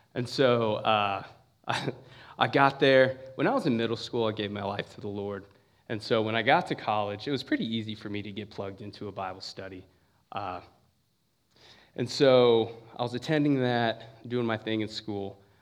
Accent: San Bernardino, California, United States; moved away as an adult; now in Ohio, United States; I'm from San Bernardino, California, for the most part

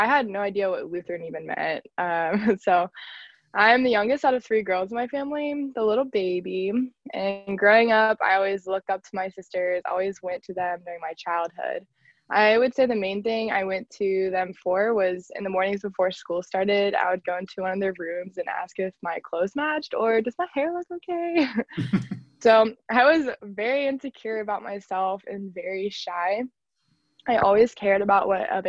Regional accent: Liberty Township, Ohio, United States; I am from a suburb called Liberty Township. It's on the outside of Cincinnati

